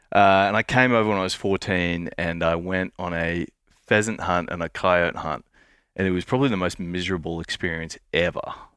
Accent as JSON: {"language": "English", "region": "Queensland", "country": "Australia", "said": "I'm from Queensland"}